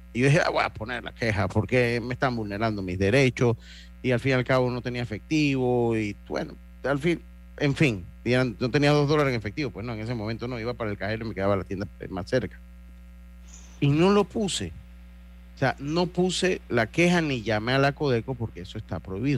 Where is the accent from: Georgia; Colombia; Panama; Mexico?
Panama; nosotros como panameños